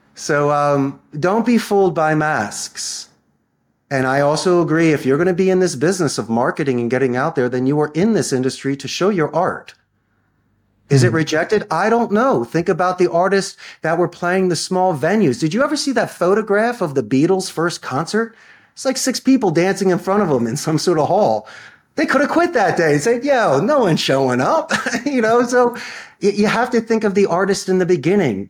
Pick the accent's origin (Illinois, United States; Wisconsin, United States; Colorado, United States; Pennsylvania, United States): Pennsylvania, United States; Philadelphia; moved away as an adult; now in Costa Rica; I'm from Philadelphia.